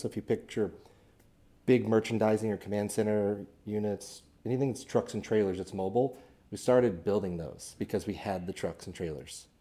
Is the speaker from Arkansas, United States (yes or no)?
no; Kearney, Missouri, United States; I'm from Kansas City originally, a little town up north called Kearney. Uh, grew up in a home building family